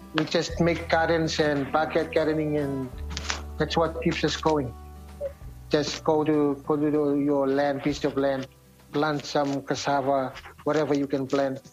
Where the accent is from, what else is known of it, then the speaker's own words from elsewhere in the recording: Vanuatu; moved away as an adult; now in New Zealand; we came all the way from Vanuatu together.